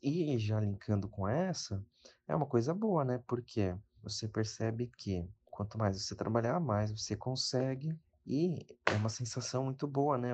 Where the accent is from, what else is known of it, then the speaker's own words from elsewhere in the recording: São Paulo, Brazil; tenho 26 anos, sou de São Paulo